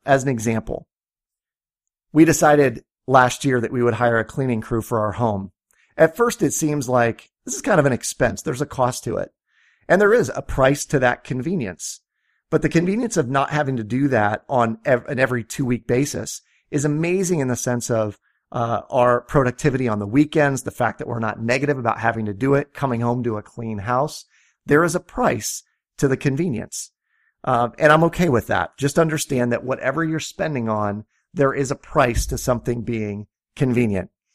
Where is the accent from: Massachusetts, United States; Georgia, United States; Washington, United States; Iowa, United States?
Iowa, United States; I'm from Iowa